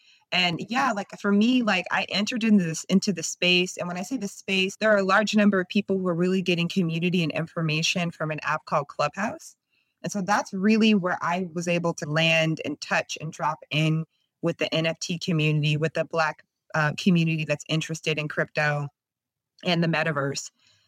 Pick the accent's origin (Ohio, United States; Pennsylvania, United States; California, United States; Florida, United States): California, United States; now in Oakland, United States; So I live in Oakland, California, and I moved up here from SoCal